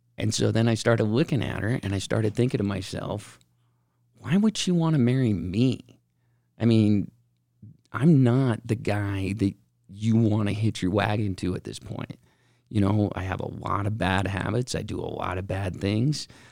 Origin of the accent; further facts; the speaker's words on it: West Valley City, Utah, United States; I grew up in West Valley